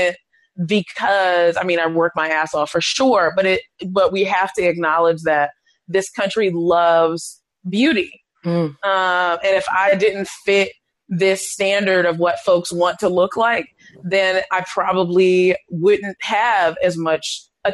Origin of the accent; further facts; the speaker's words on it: the suburbs of Maryland, United States; I'm from Maryland. I'm from the suburbs of Maryland, and everything we did was kind of in Baltimore.